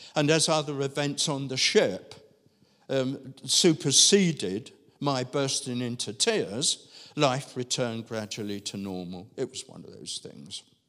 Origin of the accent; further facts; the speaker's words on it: London, United Kingdom; As a child growing up in Southeast London